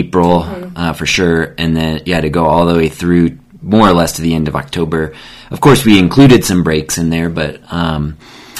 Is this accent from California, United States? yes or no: no; Phoenix, Arizona, United States; now in Colorado, United States; I grew up in Phoenix, and my dad still lives down there